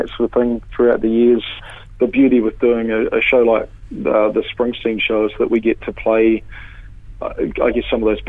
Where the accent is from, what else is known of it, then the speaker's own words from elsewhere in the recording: Palmerston North, Manawatū-Whanganui, New Zealand; I'm from Palmy.